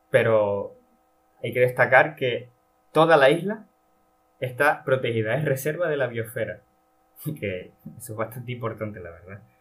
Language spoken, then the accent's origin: Spanish; Valle de Guerra, Canary Islands, Spain; Es como si Santa Cruz fuera la, no sé, la, la capital del municipio eh, de aquí, de, de mi pueblo, Valle de Guerra.